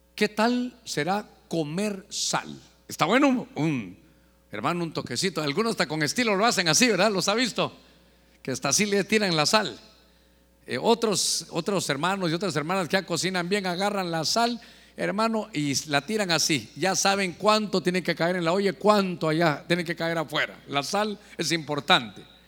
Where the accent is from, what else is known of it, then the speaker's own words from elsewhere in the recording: Guatemala; moved away; allá en mi tierra, allá donde nací en Guatemala